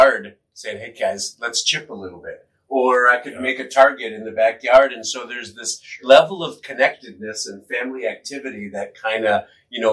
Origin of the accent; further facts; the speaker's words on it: Green Bay, Wisconsin, United States; moved away; I grew up in Green Bay, Wisconsin, and I remember watching WGN as a kid